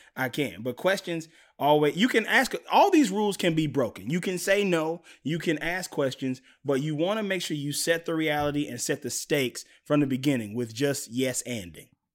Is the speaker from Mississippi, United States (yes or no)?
yes; Mississippi, United States; moved away; I'm from Mississippi originally